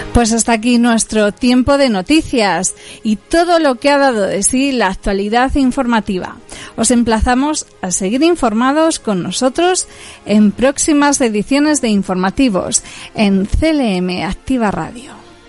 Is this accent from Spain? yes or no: yes; Puertollano, Castilla-La Mancha, Spain; somos de Puerto Llano